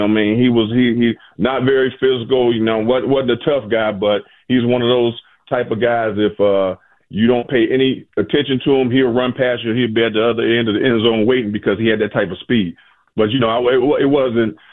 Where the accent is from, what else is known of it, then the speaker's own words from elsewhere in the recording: Aliquippa, Pennsylvania, United States; moved away as an adult; also born or lived in Michigan; I come from Aliquippa, Pennsylvania, cold as hell